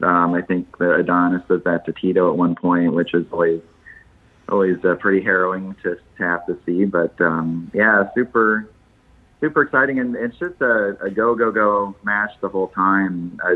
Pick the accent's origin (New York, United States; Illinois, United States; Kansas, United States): Kansas, United States; When I was young, I grew up in Kansas